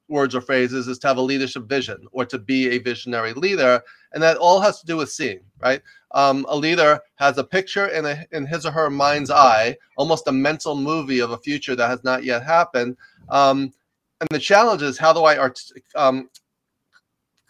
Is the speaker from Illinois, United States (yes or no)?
no; New York, United States; moved away as an adult; also born or lived in Los Angeles; I grew up in New York. You can probably tell I have a little bit of an accent